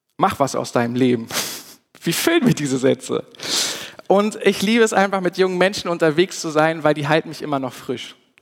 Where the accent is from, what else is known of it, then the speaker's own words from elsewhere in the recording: Germany; wir als Deutsche